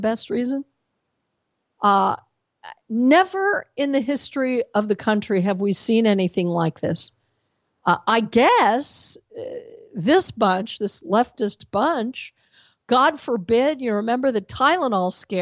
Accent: Denver, Colorado, United States; moved away; I'm from Denver originally

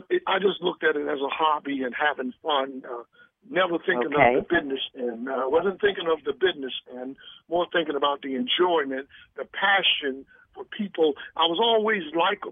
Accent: Baltimore, Maryland, United States; my hometown a little props, first of all, Baltimore, where I started my stand-up

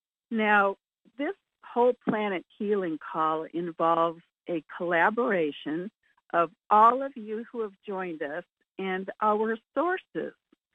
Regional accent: Julian, California, United States; from Julian, California.

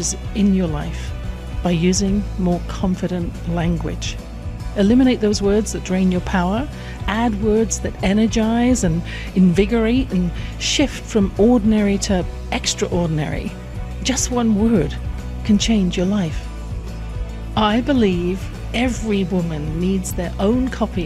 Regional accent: England, United Kingdom; I grew up in England in a house with a flow of negative comments from my father

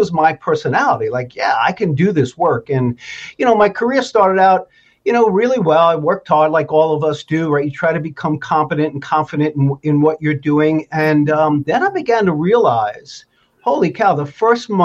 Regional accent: New York City, New York, United States; moved away as an adult; now in Vermont, United States; I grew up in New York City

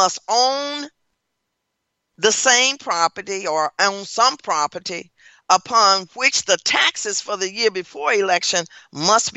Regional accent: Tennessee, United States; now in Baton Rouge, United States; I was born in Tennessee and raised in Tennessee and live now in Louisiana

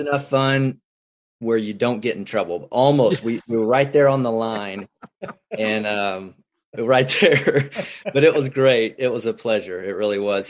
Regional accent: Houston, Texas, United States; now in Midland, United States; I'm a Texas boy. So I, I grew up near Houston, Tomball, Magnolia, Woodlands area

